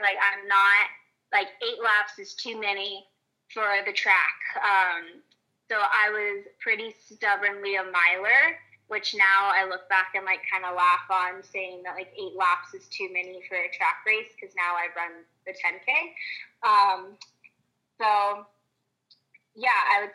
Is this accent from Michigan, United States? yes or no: no; Southern California, United States; I'm from Southern California, and I kind of wanted to stay in that area. And LMU is like 45 minutes away from where I grew up